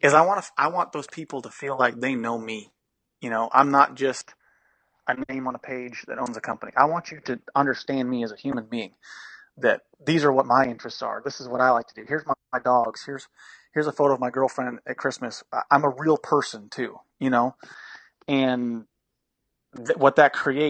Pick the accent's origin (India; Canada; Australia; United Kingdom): Canada; Western Canada; now in United States; We're from Western Canada, farmers mostly